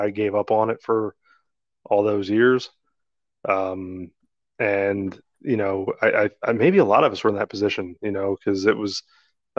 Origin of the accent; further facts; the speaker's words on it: New Jersey, United States; We grew up in South Jersey